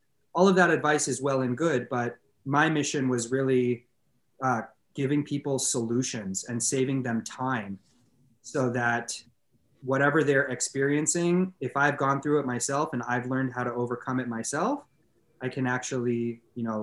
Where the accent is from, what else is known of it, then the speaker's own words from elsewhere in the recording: Los Angeles, California, United States; born and raised in Los Angeles